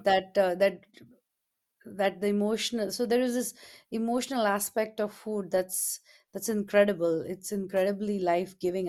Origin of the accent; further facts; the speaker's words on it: India; moved away; when I was growing up in India we had all these different festivals throughout the year